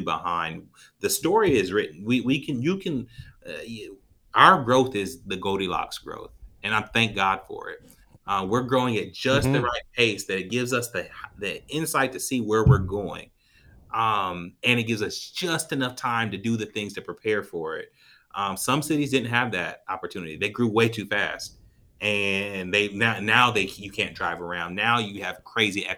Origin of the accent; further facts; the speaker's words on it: Columbus, Ohio, United States; also born or lived in Atlanta, Georgia; growing up in Southfield